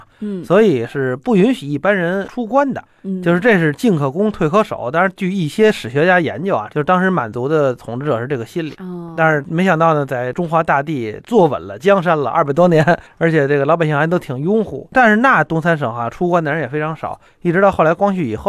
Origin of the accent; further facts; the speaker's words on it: Beijing, China; 我是北京人，所以我这个老家是哪儿呢？我妈妈和我爸爸他们祖籍都是应该是山东河北，